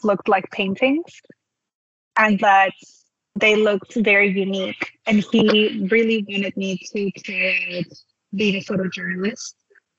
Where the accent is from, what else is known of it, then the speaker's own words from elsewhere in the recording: Peru; I'm from Peru